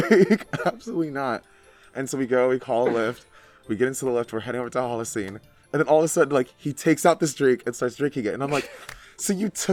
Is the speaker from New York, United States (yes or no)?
no; Central Valley of California, United States; I'm also from the Central Valley of California.